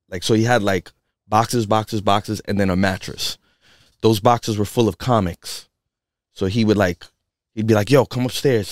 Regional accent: New York City, New York, United States; moved away as an adult; now in Western Massachusetts, United States; I come from the Bronx and, you know, I come from a from, like, a small, uh, studio apartment and shit with my family, and we were there for, for years and years and years

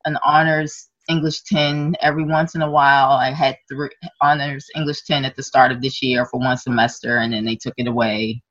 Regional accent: Maryland, United States; I have been born and raised in Maryland

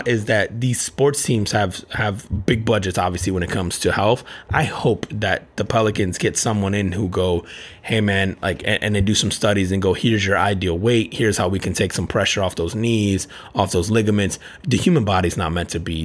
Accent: New Jersey, United States; now in Orlando, United States; I grew up in Jersey and then I live in Orlando

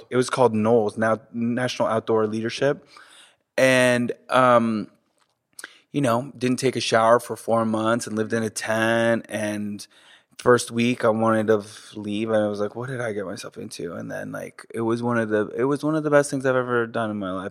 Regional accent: South Florida, United States; first language French; English is a second language; also born or lived in Manhattan, New York City / southwest of France; until, like, kindergarten, I was in the southwest of France, and then after that, we moved to South Florida

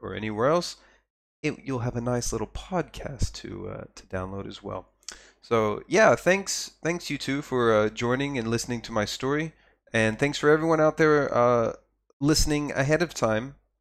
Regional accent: Texas, United States; I come from Texas, where all the water's brown

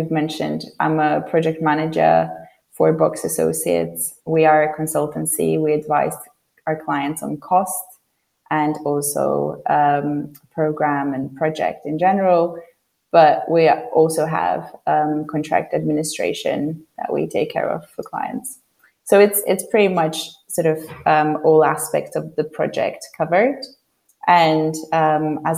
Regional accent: Poland; English is a second language; moved away as an adult; now in London, United Kingdom; I'm originally from Poland, and when I moved to London when I was 18

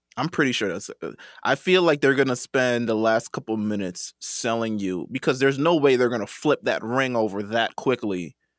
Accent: New York, United States; I'm from New York

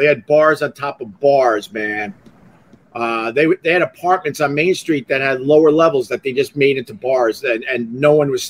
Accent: Centerport, New York, United States; moved away as an adult; also born or lived in Geneseo / Rochester; I'm from Centerport, Long Island.

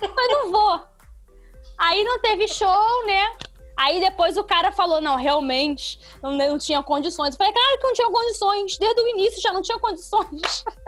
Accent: Rio de Janeiro, Brazil; accent: meio acariocado (carioca-ish); o meu jeito de entregar piada que é meio acariocado

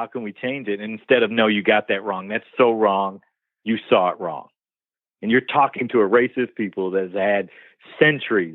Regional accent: Detroit, Michigan, United States; growing up in Detroit, Black kid

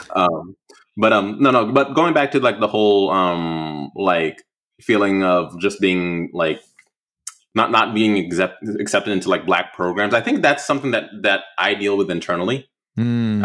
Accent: Oceanside, California, United States; moved away; also born or lived in Prince George's County, Maryland; I grew up in Ocean City in Oceanside, California

